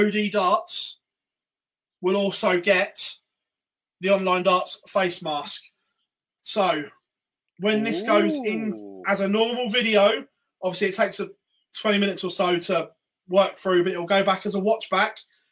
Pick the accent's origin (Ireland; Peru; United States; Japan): Ireland; Yeah, well, I'm Irish.